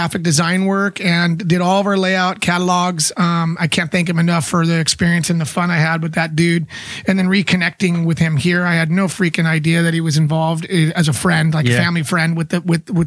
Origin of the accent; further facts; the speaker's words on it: San Diego, California, United States; also born or lived in La Mesa; I'm born and raised in San Diego. Spent most of my life in Pacific Beach.